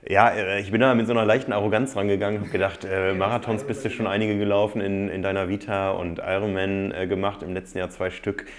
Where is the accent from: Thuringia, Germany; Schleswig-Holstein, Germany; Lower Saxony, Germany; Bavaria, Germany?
Lower Saxony, Germany; Osnabrück; Aufgewachsen bin ich nicht in Freiburg, sondern in Osnabrück